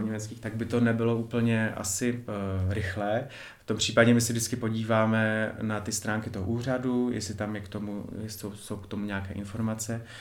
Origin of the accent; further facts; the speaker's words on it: Ostrava, Moravian-Silesian Region, Czechia; pocházím z Ostravy